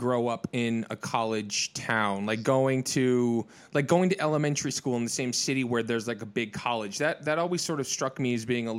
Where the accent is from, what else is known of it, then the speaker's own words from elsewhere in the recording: Illinois, United States; I lived in Illinois for a long time growing up.